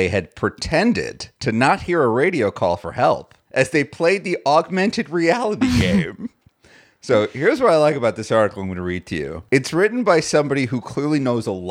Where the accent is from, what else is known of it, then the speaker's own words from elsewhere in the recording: New York City, New York, United States; as a New Yorker